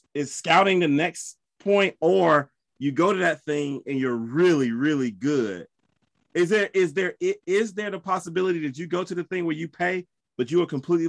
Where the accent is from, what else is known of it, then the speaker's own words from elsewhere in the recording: South Carolina, United States; I'm from South Carolina.